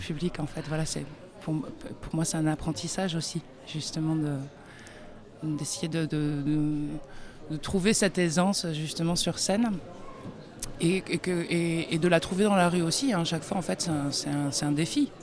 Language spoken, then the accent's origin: French; France; moved away as an adult; also born or lived in United States; J'ai grandi euh, en France